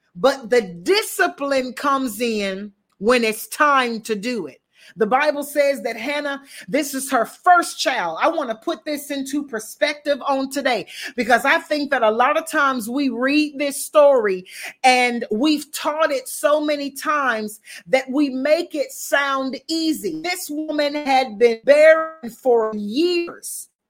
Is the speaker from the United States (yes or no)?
yes; the South, United States; I'm from the South.